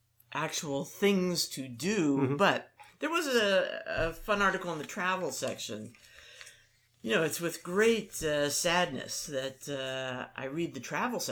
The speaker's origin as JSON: {"language": "English", "region": "Maryland", "country": "United States", "tie": "born or raised there", "said": "growing up in Maryland"}